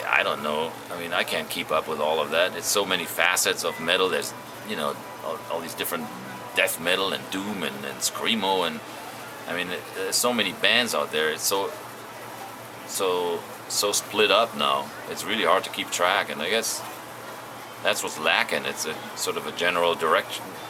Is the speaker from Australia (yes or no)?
no; Germany; We grew up in Germany